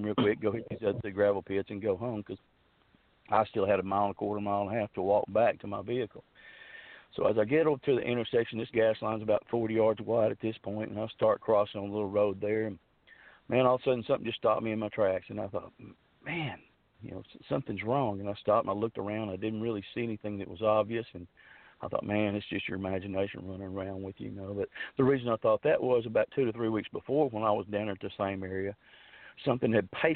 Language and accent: English; Fouke, Arkansas, United States; now in Texarkana, Arkansas, United States; I grew up down there around Falk, around Days Creek, around Sulphur River.